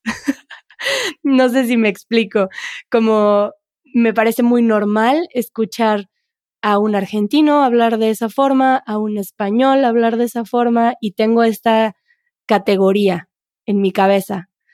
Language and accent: Spanish; central Mexico, Mexico; first language Spanish; tenemos esta ilusión de que en México no tenemos un acento en el centro de México